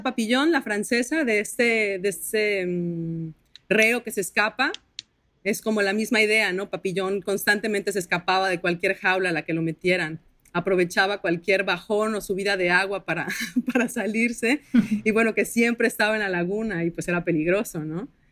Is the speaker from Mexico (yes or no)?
yes; Villahermosa, Tabasco, Mexico; accent: tabasqueño; soy de Villahermosa, Tabasco